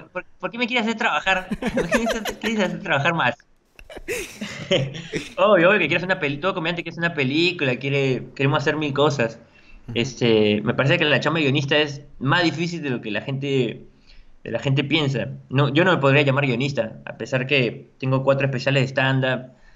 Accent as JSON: {"language": "Spanish", "area": "La Paz, San Miguel", "region": "Lima", "country": "Peru", "said": "soy de La Paz, de San Miguel"}